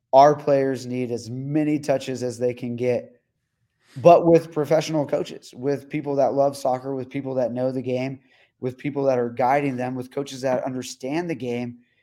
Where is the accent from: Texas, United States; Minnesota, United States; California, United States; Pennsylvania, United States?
Texas, United States; El Paso; my hometown